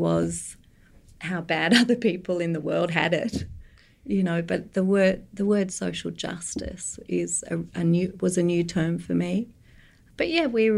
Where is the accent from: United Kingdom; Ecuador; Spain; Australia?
Australia; Sydney, New South Wales; I grew up in Sydney.